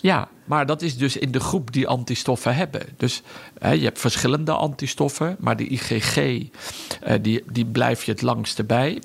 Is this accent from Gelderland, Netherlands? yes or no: no; Udenhout, North Brabant, Netherlands; moved away as an adult; daar heb ik altijd gewoond in mijn jeugd